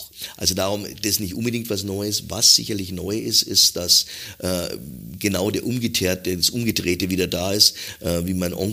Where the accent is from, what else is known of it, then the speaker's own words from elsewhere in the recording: Hamburg, Germany; ich als Hamburger, irgendwann sehe ich Käfer in der Hamburger Messe